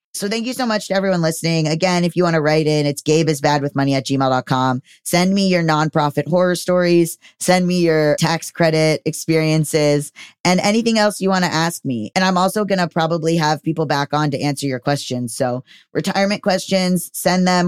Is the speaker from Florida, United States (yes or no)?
yes; Florida, United States; moved away; I come from Florida